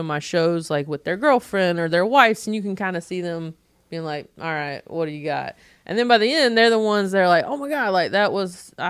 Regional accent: the South, United States; I'm like, well, I'm from the South.

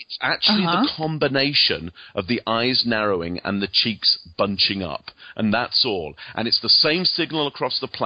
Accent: England, United Kingdom; moved away; as you can probably hear from my accent, I actually come from England originally.

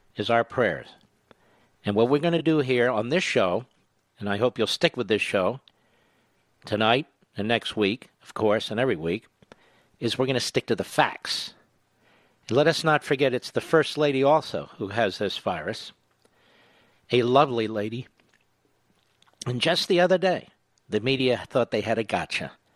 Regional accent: Philadelphia, Pennsylvania, United States; Philadelphia, Pennsylvania, my hometown

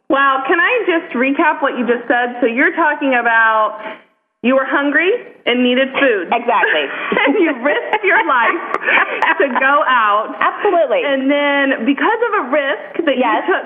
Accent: Ohio, United States; I'm from Ohio

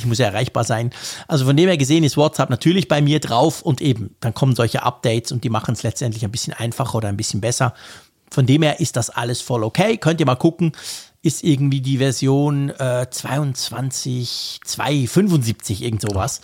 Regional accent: Switzerland; als Schweizer, der die Uhr quasi erfunden hat

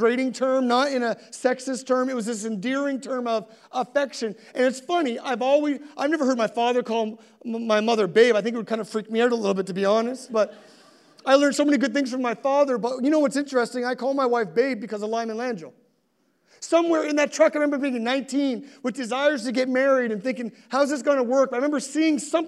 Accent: Halifax, Nova Scotia, Canada; also born or lived in Sackville, Nova Scotia; I grew up in Spryfield

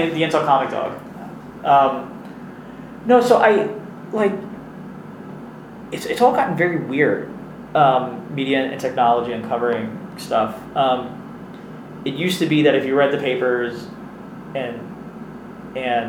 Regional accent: New York City, New York, United States; growing up in Queens

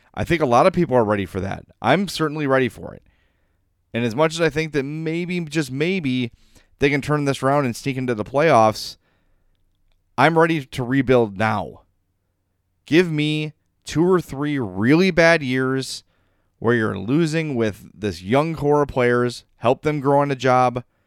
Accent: Oak Lawn, Illinois, United States; I grew up in Oak Lawn, Illinois, and I didn't know anyone that didn't look like me

